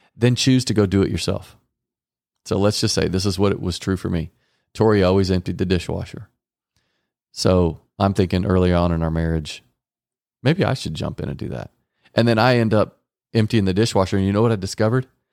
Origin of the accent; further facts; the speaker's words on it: Garland, Texas, United States; I was raised in Garland, Texas, with two parents that stayed together